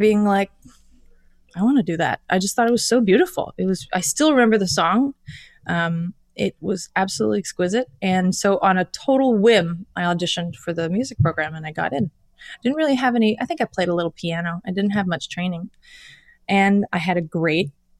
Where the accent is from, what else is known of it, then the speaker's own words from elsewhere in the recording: Toronto, Ontario, Canada; I grew up in Toronto.